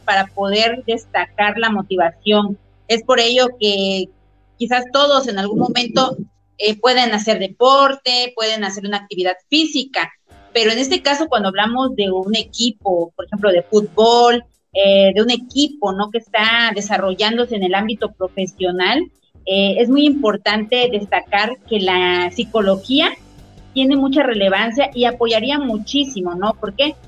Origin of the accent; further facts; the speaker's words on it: Mexico; como mexicanos